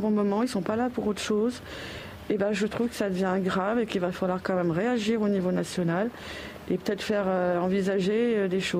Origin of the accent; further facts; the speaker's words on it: Lyon, Auvergne-Rhône-Alpes, France; Et je viens de Lyon, c'est pareil. Lyon, avant, on pouvait se promener. Euh, maintenant, euh, j'habitais vers le stade.